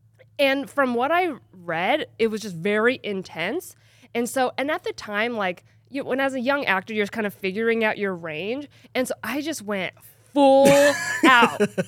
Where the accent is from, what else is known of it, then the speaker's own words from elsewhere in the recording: Bakersfield, California, United States; I'm from Bakersfield, born and raised.